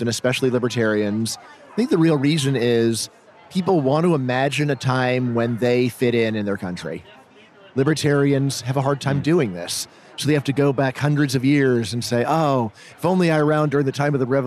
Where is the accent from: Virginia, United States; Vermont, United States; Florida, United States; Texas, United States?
Virginia, United States; I'm from Virginia